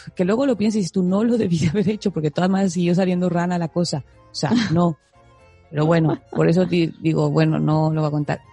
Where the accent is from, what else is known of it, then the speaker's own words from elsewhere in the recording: Mexico; now in Spain; Soy mexicana